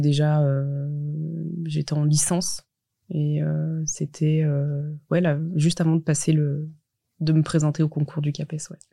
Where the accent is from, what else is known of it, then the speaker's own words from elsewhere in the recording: Montchanin, Bourgogne-Franche-Comté, France; j'ai grandi en Saône-et-Loire